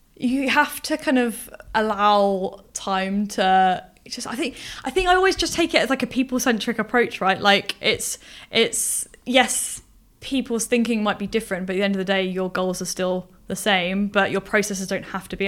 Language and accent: English; Portsmouth, South East England, United Kingdom; moved away as an adult; now in Bournemouth, United Kingdom; I've grown up on the south coast. Um, I'm from Portsmouth